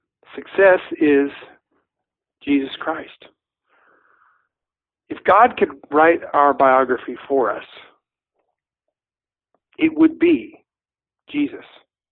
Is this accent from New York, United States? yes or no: no; Kentucky, United States; uh, Mud between your toes, creeks, hills, grass, that slow southern drawl, and I'm just going to say it, moonshine.